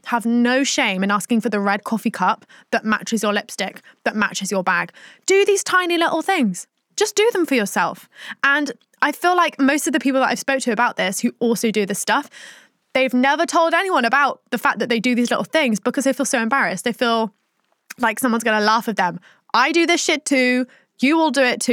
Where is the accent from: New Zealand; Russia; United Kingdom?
United Kingdom; Plymouth, South West England; when I grew up in Plymouth